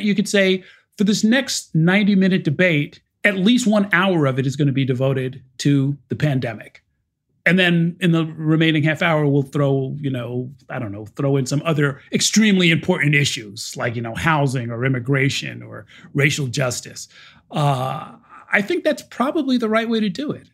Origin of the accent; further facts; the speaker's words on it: New Rochelle, New York, United States; also born or lived in Harlem, New York City; now in New York City, United States; I grew up in New Rochelle